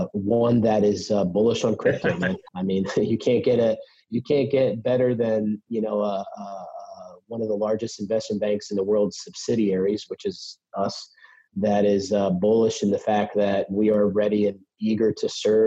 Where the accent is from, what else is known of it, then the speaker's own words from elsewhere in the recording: Pennsylvania, United States; I'm from Pennsylvania